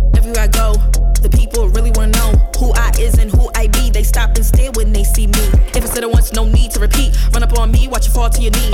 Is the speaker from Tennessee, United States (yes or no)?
yes; Nashville, Tennessee, United States; I'm from Nashville